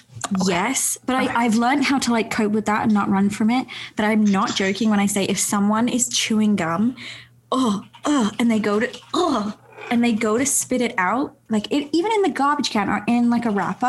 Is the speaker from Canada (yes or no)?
no; England, United Kingdom; moved away; I grew up in England.